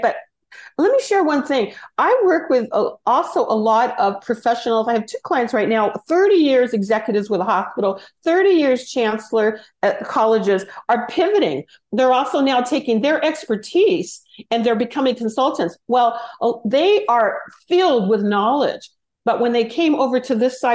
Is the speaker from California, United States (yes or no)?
yes; Los Angeles, California, United States; I'm from Los Angeles, born in Hollywood